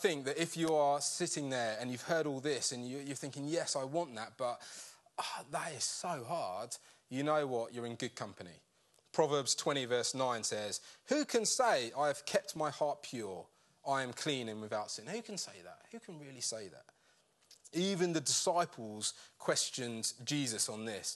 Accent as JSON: {"language": "English", "country": "United Kingdom", "said": "we're British"}